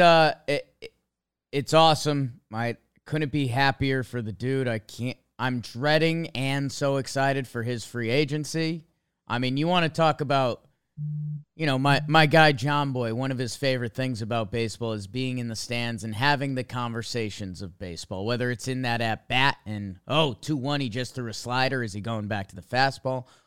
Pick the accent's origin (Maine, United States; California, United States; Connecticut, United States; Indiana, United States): Connecticut, United States; I grew up in Connecticut